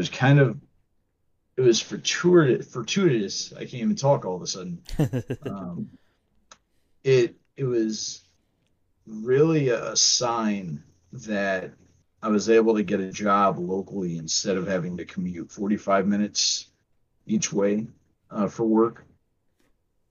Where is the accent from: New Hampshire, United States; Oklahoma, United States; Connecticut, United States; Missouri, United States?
Missouri, United States; St. Louis; moved away; We are from the St. Louis area